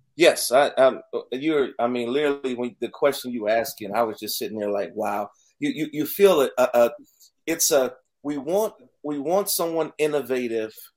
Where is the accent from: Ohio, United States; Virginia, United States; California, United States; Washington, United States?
Ohio, United States; Youngstown; moved away; Born and raised in Youngstown, Ohio, on the south side